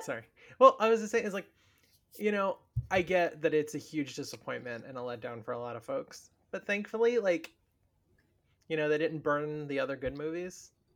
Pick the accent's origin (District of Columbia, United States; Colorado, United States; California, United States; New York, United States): New York, United States; I grew up in New York, like, we had midnight movies of all the classics